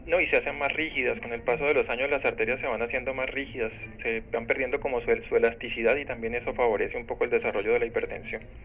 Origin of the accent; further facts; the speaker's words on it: Colombia; yo soy de Colombia